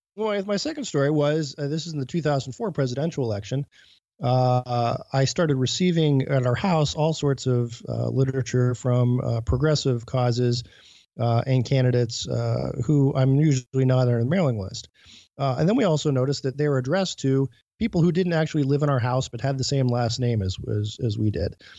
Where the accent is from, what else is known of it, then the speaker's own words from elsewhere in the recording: Mahoning County, Ohio, United States; also born or lived in Cuyahoga County, Ohio; I had registered in my hometown, um, you know, through our government class